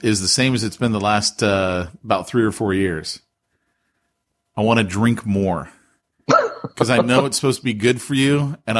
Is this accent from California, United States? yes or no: yes; California, United States; As a Californian